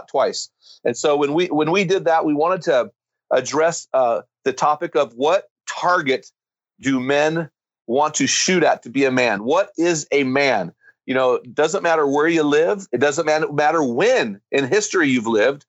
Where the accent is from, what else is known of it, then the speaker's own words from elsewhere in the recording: United States; I'm an American